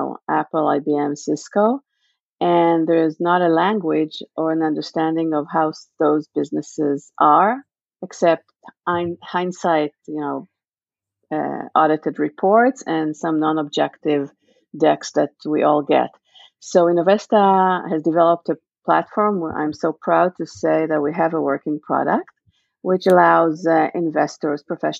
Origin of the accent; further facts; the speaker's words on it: Israel; moved away as an adult; now in United States; born and raised in Israel. I've been living in the U.S. for the last 20 years